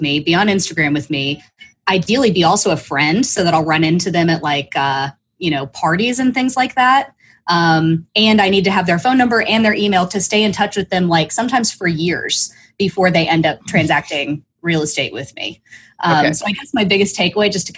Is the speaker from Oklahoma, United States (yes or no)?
yes; Oklahoma, United States; also born or lived in Northeast (Villanova); now in Austin, United States; I was born in Oklahoma